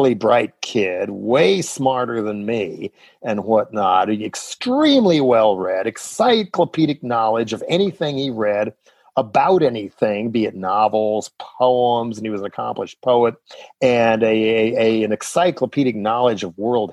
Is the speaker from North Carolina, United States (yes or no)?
no; Boulder, Colorado, United States; moved away; also born or lived in San Francisco; back in Boulder